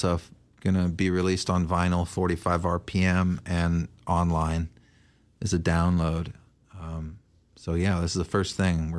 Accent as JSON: {"language": "English", "town": "Portland", "region": "Oregon", "country": "United States", "tie": "born or raised there", "also_born_or_lived": "Eugene, Oregon / New York City", "moved": "as an adult", "said": "I was born in Eugene, and I grew up here in Portland, and I, you know, left very quickly when I turned like 19, and then lived a lot of other places, and then moved back here."}